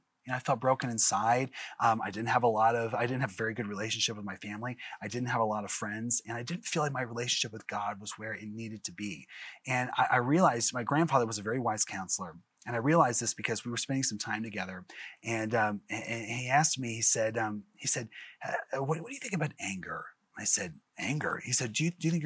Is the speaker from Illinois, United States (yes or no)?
no; Springfield, Missouri, United States; I'm from Springfield, Missouri, and I'm actually a broadcaster out there